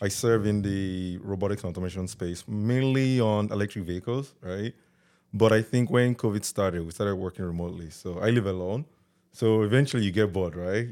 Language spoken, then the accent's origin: English; Delta, Nigeria; also born or lived in Lagos, Nigeria; now in Canada; I was born and raised in Delta